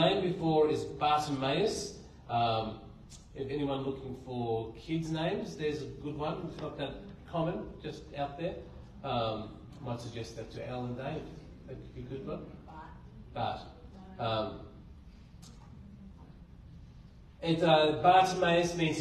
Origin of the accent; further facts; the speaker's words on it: Blue Mountains, New South Wales, Australia; I grew up in the Blue Mountains